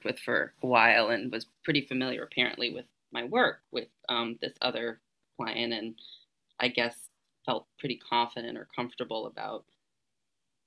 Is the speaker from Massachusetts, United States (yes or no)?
yes; Massachusetts, United States; moved away; I'm from Massachusetts originally